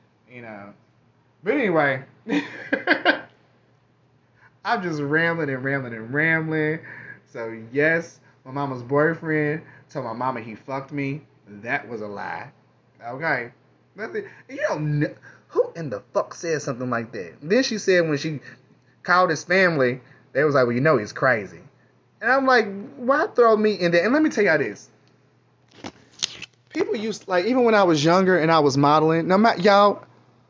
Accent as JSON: {"language": "English", "region": "Kentucky", "country": "United States", "also_born_or_lived": "New York", "moved": "yes", "said": "I'm from Kentucky"}